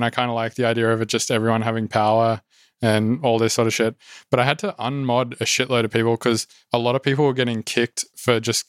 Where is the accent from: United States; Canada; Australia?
Australia; Oh, so I was like from Australia, and in Australia, culturally, it's fine to say some words.